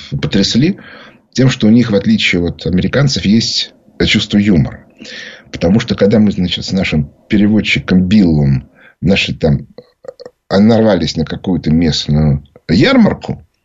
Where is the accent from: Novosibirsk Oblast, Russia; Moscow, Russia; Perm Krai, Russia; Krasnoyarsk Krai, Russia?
Moscow, Russia; Я говорю, я из Москвы, из России.